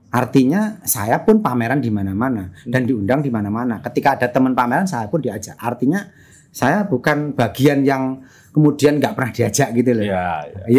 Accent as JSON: {"language": "Indonesian", "town": "Sukoharjo", "region": "Central Java", "country": "Indonesia", "said": "saya dari Sukoharjo, Mas di kampung. Oh, oke. Okay. Di kamp, uh, jauh dari kota."}